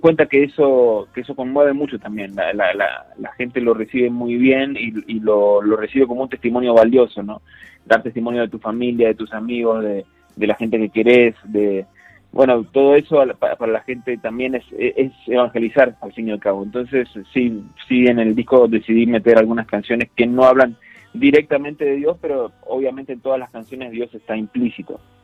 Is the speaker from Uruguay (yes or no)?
no; Argentina; now in Guadalajara, Mexico; tres de los integrantes de Laudato somos argentinos